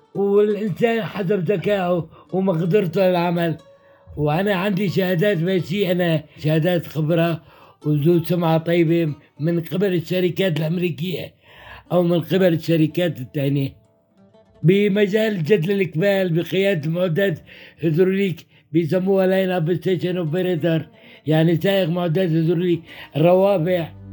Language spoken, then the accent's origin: Arabic; Aleppo, Aleppo Governorate, Syria; moved away as an adult; also born or lived in Azaz, Syria; قمت رجعت لحلب